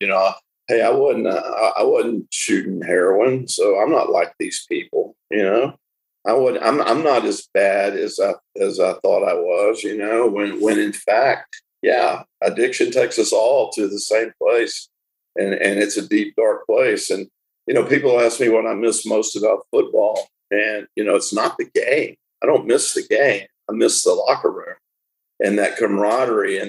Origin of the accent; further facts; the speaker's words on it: Tyler, Texas, United States; I was born in Tyler, Texas